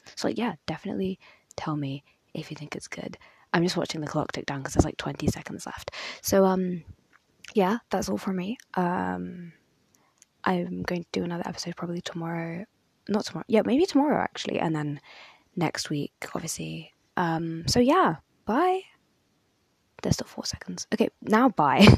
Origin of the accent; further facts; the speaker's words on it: United Kingdom; I'm very British. Like, I really love being from Britain.